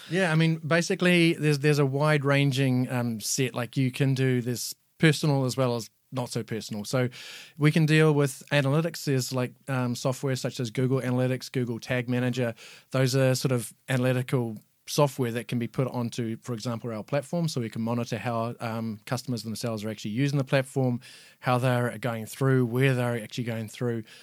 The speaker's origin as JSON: {"language": "English", "country": "New Zealand", "moved": "as an adult", "lives_now": "Ireland", "said": "living and working in New Zealand. Obviously, that's where I'm from. You might know if my accent is not Irish"}